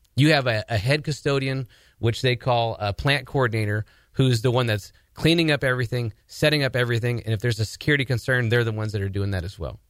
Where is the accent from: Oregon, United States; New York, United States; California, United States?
Oregon, United States; Portland; my background is that I'm originally from Portland, Oregon.